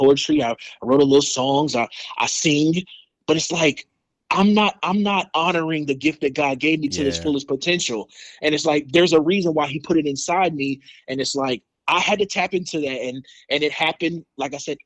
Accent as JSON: {"language": "English", "town": "Colorado Springs", "region": "Colorado", "country": "United States", "also_born_or_lived": "Georgia", "moved": "yes", "lives_now": "Los Angeles, United States", "said": "I'm originally from Colorado Springs, Colorado, and I live here in Los Angeles, California"}